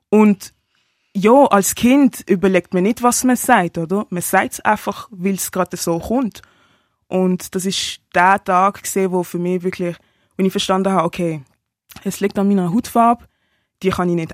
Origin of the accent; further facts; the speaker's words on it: Basel, Basel-Stadt, Switzerland; Ich bin von Basel, ich bin auch in Basel aufgewachsen, also in der Stadt aber jetzt wohne ich vom Land.